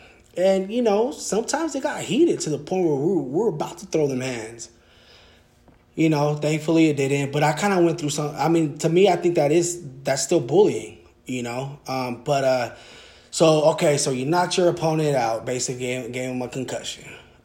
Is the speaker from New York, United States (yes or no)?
no; Sacramento, California, United States; born there; now in Lancaster, United States; I was born in Sacramento when I moved out to SoCal out here in Lancaster.